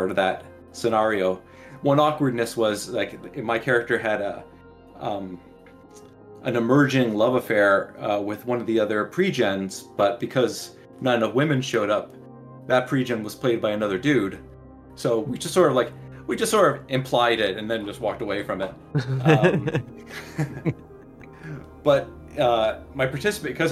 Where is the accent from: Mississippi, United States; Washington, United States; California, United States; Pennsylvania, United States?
California, United States; San Diego; I grew up in San Diego, so I was able to go home on weekends.